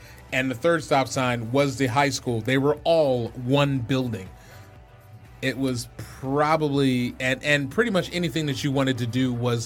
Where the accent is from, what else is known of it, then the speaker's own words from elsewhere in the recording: Detroit, Michigan, United States; I'm from Detroit